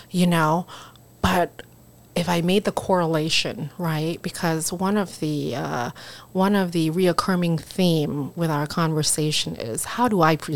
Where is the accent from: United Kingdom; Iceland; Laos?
Laos; English is a second language; now in United States; But then my you know my home country, where I come from, um, you know, Laos has never had a presence